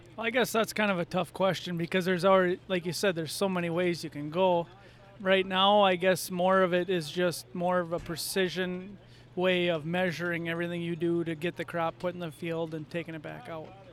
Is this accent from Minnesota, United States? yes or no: yes; Atwater, Minnesota, United States; I'm from Atwater, Minnesota